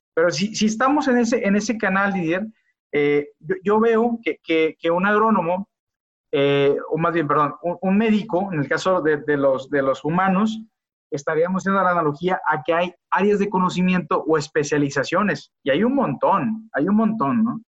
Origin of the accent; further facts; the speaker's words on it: Culiacán, Sinaloa, Mexico; now in León, Mexico; soy originario de Culiacán, Sinaloa.